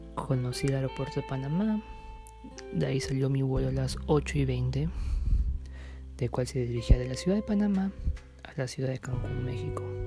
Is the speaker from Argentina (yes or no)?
no; Peru; yo salí de Perú